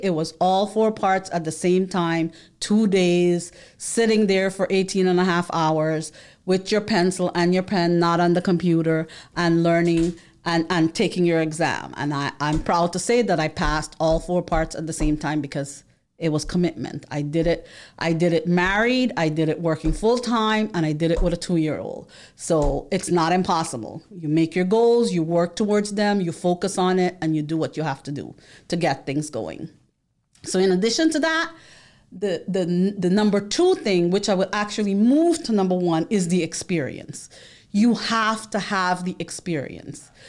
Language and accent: English; New York City, New York, United States; moved away as an adult; now in Florida, United States; I am from the Bronx, Boogie Down Bronx